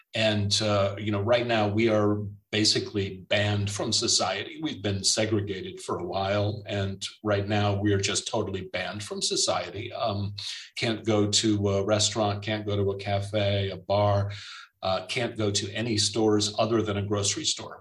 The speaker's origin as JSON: {"language": "English", "country": "United States", "moved": "yes", "lives_now": "Germany", "said": "It's not just me as the American"}